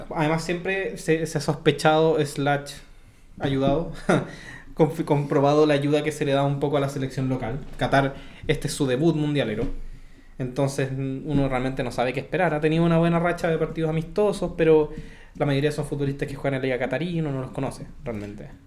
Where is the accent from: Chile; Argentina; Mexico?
Chile; nosotros como chilenos